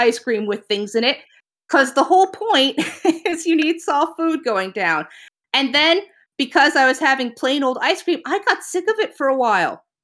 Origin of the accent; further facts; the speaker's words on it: New England, United States; now in Virginia, United States; I grew up in New England, and even moving down to Virginia feels too hot.